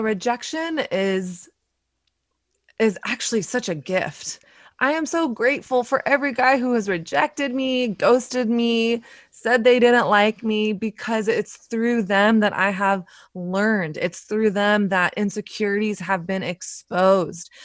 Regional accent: the South, United States; moved away as an adult; now in New York City, United States; I grew up in the South

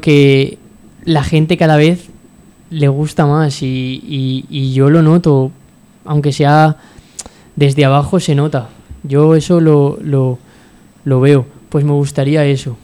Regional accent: Sagunto, Valencian Community, Spain; mi, de pueblo, yo soy del puerto de Sagunto

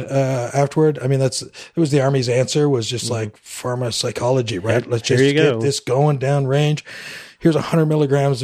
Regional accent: West Coast of Canada, Vancouver Island, British Columbia, Canada; moved away as an adult; we moved out to the West Coast where I grew up in Canada and to Vancouver Island

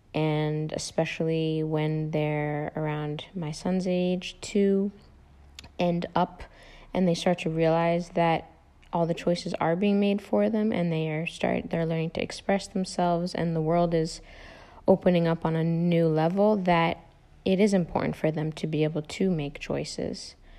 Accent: United States; also born or lived in Netherlands; I am American

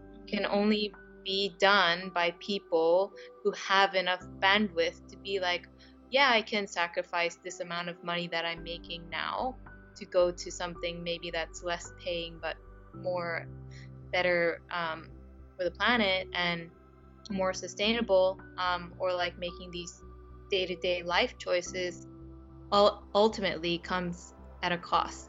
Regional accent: Japan; now in United Kingdom; in my home country in Japan

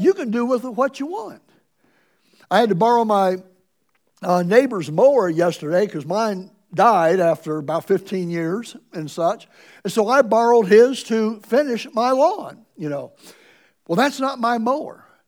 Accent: Ohio, United States; moved away; also born or lived in Springfield, Missouri; I'm from Ohio

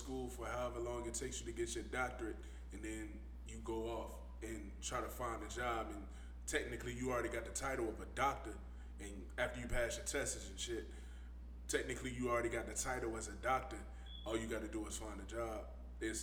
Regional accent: Savannah, Georgia, United States; I come from Savannah, man. I grew up in Savannah

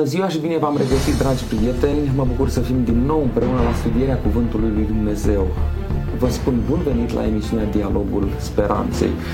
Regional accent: Romania; noi românii, pentru că suntem români cu toții

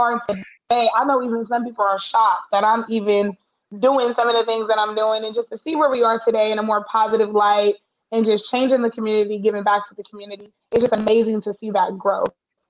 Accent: Daly City, California, United States; also born or lived in Oakland; But I'm from Daly City, so born and raised, grew up in Daly City.

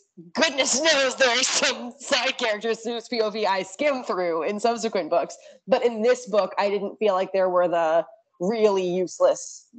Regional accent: New Jersey, United States; I'm from New Jersey

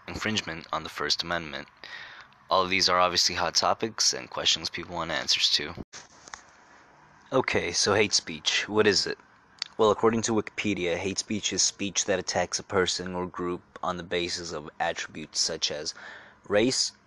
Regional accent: New York, United States; me being a New Yorker

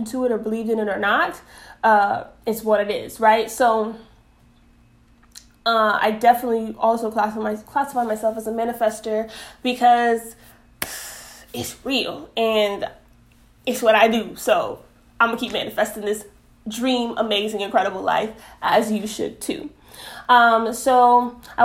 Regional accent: New York City, New York, United States; moved away; also born or lived in South Florida; I am originally from Bronx, New York. born and raised, but I say that I really got my footing and really was, you know, grew a lot in Florida, especially South Florida

